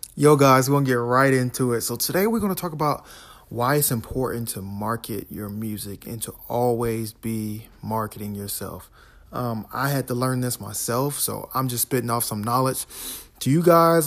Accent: Florida, United States; I'm from Florida

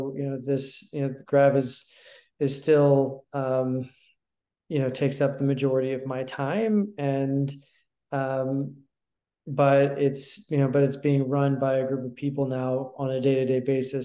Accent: Houston, Texas, United States; also born or lived in Austin, Texas; I grew up in Houston, and I moved to Austin for university in 1998.

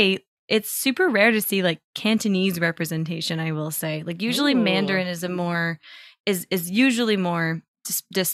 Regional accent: Toronto, Ontario, Canada; I grew up in Toronto

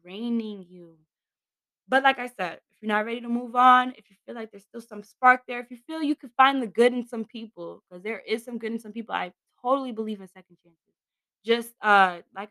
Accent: New York City, New York, United States; I'm from Queens

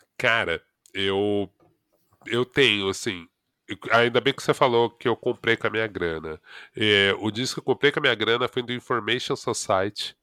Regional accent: São Paulo, Brazil; Eu, eu cresci na Vila das Mercedes, no Ipiranga.

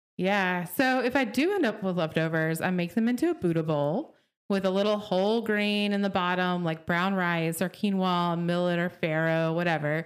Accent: Oklahoma, United States; Growing up in Oklahoma

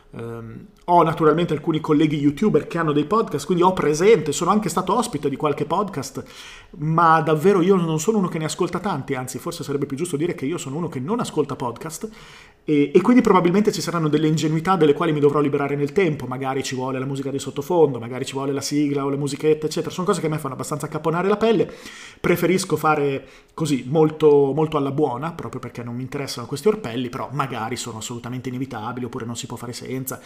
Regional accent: Bologna, Emilia-Romagna, Italy; sono di Bologna

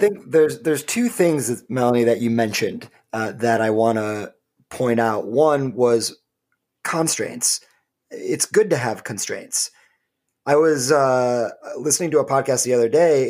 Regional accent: Michigan, United States; the great state of Michigan, which is, of course, my home state

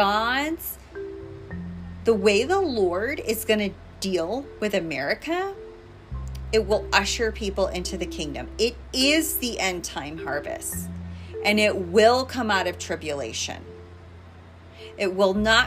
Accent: United States

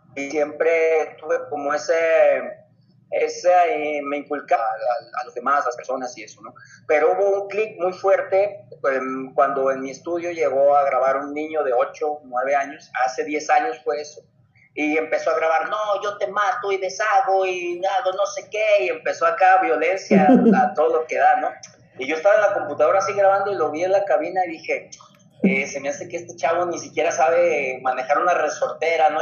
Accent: Ciudad Guzmán, Jalisco, Mexico; yo soy de Ciudad Guzmán, Jalisco

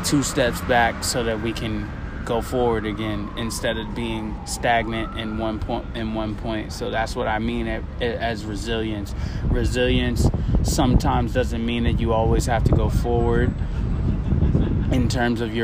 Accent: Boston, Massachusetts, United States; moved away as an adult; also born or lived in Las Vegas, Nevada; I'm originally from Boston

